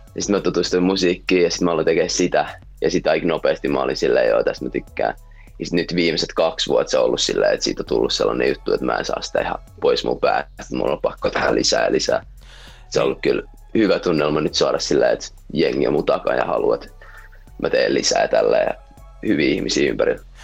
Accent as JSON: {"language": "Finnish", "town": "Helsinki", "region": "Uusimaa", "country": "Finland", "said": "mä oon jenkki-suomalainen, niin voi sanota. Mun mutsi on jenkeistä, se syntyi Chicago, Illinois. Ja sitten tuli Suomeen, sit jossain vaiheessa tapas mun faijan täällä, sit that's how I came to be. ja tota, um, joo, mä oon Helsingistä"}